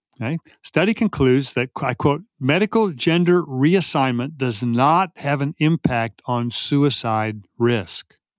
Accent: Texas, United States; I grew up in Texas in the fifties and sixties

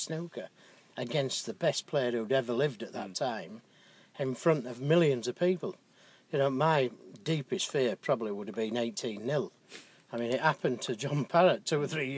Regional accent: England, United Kingdom; being an Englishman

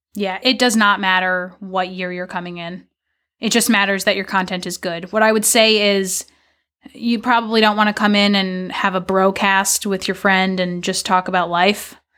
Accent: New York, United States; moved away as an adult; also born or lived in Mississippi / California; now in Portland, Maine, United States; I grew up in New York

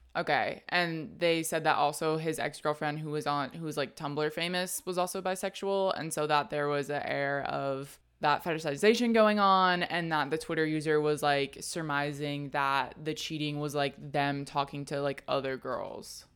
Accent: Texas, United States; because I grew up in Texas.

